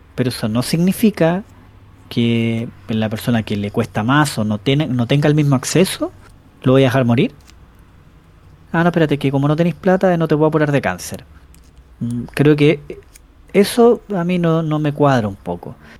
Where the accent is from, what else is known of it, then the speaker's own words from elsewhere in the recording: Chillán, Ñuble, Chile; also born or lived in Ñuñoa, Santiago; now in Santiago, Chile; mi dirección electoral estaba puesta en Chillán. Pero como yo me cambié a Ñuñoa